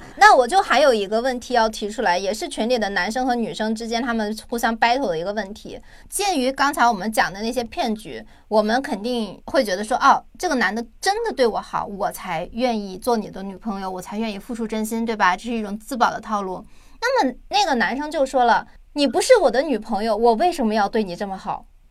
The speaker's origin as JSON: {"language": "Chinese", "country": "China", "also_born_or_lived": "South Korea", "moved": "as an adult", "said": "对于我们中国人来讲"}